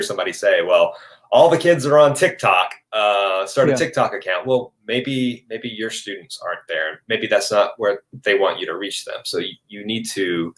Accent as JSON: {"language": "English", "region": "Arkansas", "country": "United States", "tie": "born or raised there", "also_born_or_lived": "Texas", "moved": "as an adult", "said": "I grew up here. This is my hometown"}